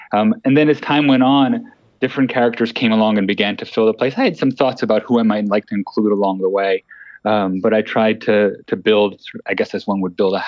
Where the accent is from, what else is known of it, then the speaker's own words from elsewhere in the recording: California, United States; as a Californian